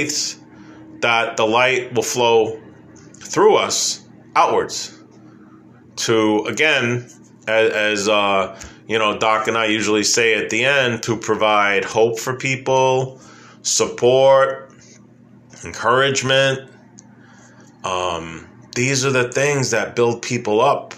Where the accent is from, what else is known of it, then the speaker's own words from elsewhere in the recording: New York City, New York, United States; growing up in New York City